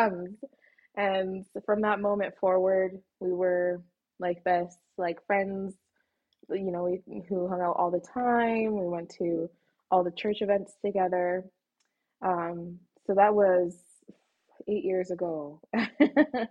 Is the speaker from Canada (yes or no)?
yes; Canada; also born or lived in Egypt; I was born in Egypt, but my parents are Sudanese. So they met in Egypt, got married, had me. And when I was 3 years old, we immigrated to Canada. So I've lived here in Canada my whole life.